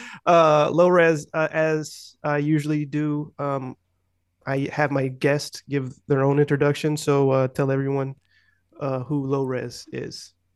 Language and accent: English; United States; I'm too American